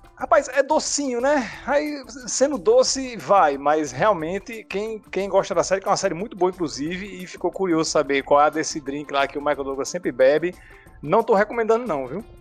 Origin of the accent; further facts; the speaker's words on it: Natal, Rio Grande do Norte, Brazil; eu sou nascido e criado é, aqui em Natal mesmo, né? É, família toda daqui